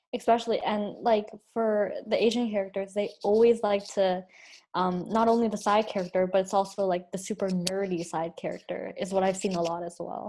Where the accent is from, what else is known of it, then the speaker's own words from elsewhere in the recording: Canada; accent: Canadian, Chinese; I grew up here and I was born here